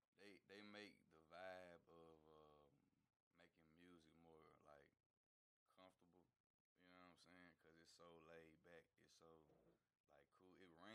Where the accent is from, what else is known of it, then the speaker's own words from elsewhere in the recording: Nashville, Tennessee, United States; I'm from Nashville